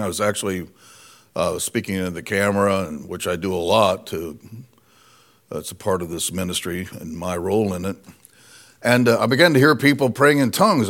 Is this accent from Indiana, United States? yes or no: yes; Indiana, United States; moved away; we're originally from Indiana